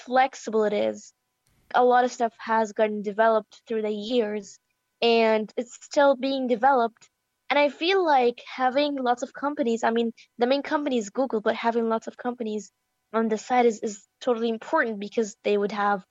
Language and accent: English; Egypt; I am from Egypt